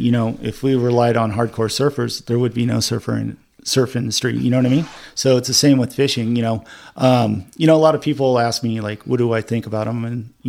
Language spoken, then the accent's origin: English; Dana Point, California, United States; also born or lived in Redondo Beach, California / Huntington Harbor, California; I grew up in Dana Point. I was born in Redondo Beach, but I know, you know, I spent a lot of time in Redondo Beach, King Harbor.